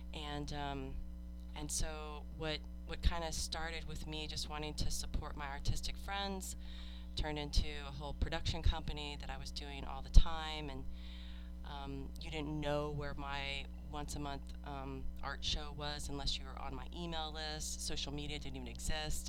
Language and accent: English; New Jersey, United States; moved away as an adult; now in Austin, United States; I moved here from New Jersey and I, I grew up with access to New York City